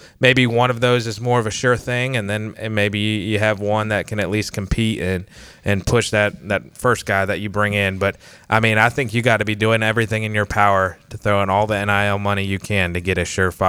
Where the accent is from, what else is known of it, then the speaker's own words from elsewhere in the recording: Raleigh, North Carolina, United States; growing up in Raleigh, you know, we moved to North Carolina my freshman year of high school, and I had not heard of ECU to that point, to be honest.